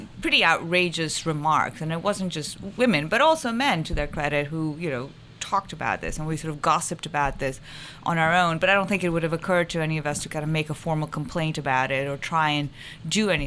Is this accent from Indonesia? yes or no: no; Pakistan; now in United States; I grew up in Pakistan, so I'm kind of brown